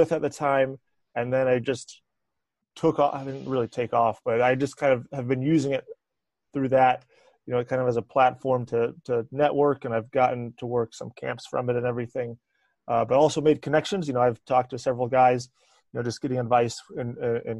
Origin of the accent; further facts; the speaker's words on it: Eastern North Carolina, United States; moved away; I'm originally from Eastern North Carolina, so about halfway between Raleigh and the beach.